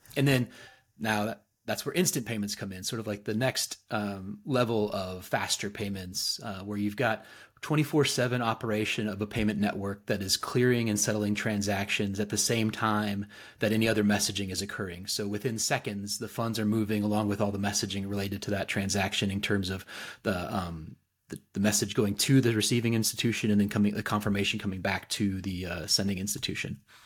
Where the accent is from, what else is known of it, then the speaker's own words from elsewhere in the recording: Fayetteville, Arkansas, United States; I'm actually a native, uh, Northwest Arkansan, so I'm from Fayetteville